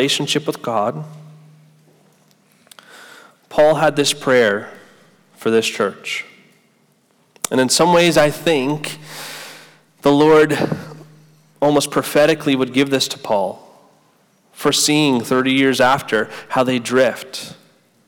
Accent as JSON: {"language": "English", "country": "United States", "tie": "born or raised there", "moved": "yes", "lives_now": "Gainesville, United States", "said": "I grew up right outside New York City"}